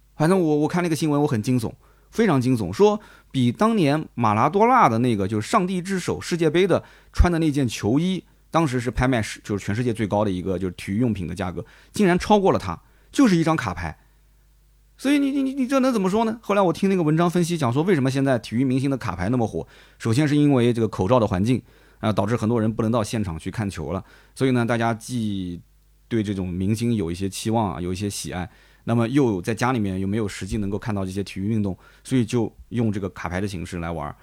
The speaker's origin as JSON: {"language": "Chinese", "town": "Nanjing", "region": "Jiangsu", "country": "China", "said": "我们南京人"}